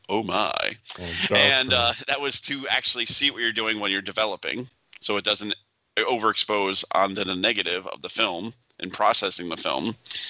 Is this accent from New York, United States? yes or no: yes; Rochester, New York, United States; I'm from Rochester.